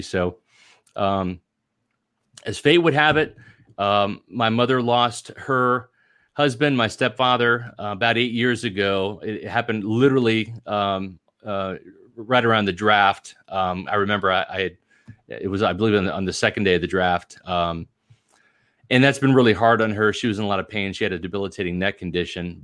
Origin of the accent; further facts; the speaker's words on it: Kansas City, Missouri, United States; moved away as an adult; also born or lived in Washington, D.C. area; now in Tampa, United States; I grew up in the Washington, D C area for a little while, moved to Kansas City in nineteen eighty